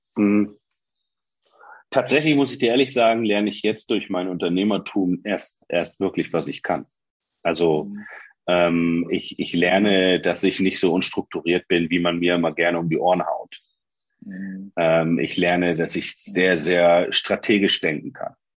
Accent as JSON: {"language": "German", "town": "Oldenburg", "region": "Lower Saxony", "country": "Germany", "said": "Ich bin ja ein Oldenburger"}